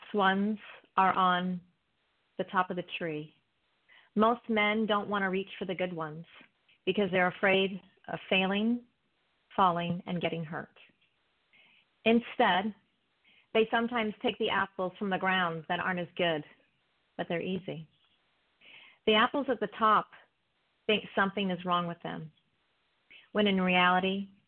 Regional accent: East Coast, United States; I'm from the East Coast

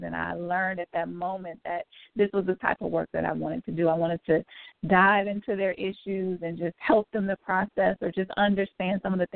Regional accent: Detroit, Michigan, United States; moved away as an adult; also born or lived in Nashville, Tennessee; now in Cincinnati, United States; I'm originally from Detroit, moved to Nashville to attend school

